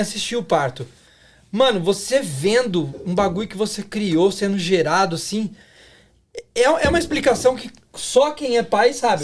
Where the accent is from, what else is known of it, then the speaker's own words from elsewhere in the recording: Brazil; now in Canada; nós somos brasileiros, saímos de algum lugar e estamos em outro